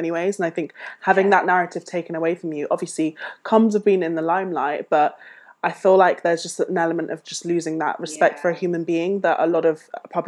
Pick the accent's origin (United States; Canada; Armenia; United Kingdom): United Kingdom; we as British people